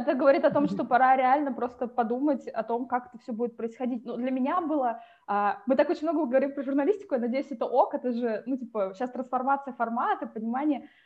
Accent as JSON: {"language": "Russian", "town": "Tomsk", "region": "Tomsk Oblast", "country": "Russia", "also_born_or_lived": "Saint Petersburg / France", "moved": "as an adult", "said": "я из Томска, это Сибирь, я училась там"}